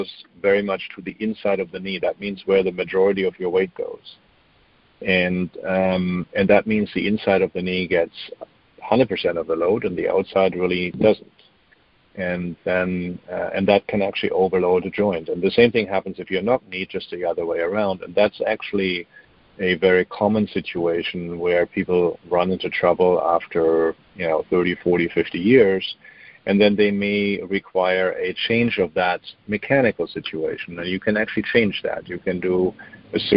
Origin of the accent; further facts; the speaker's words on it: Germany; moved away; I'm German, so I grew up in Germany